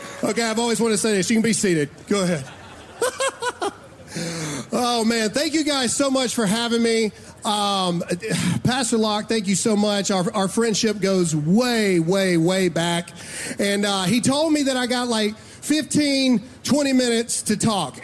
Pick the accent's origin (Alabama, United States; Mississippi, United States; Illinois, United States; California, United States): Mississippi, United States; I'm from Mississippi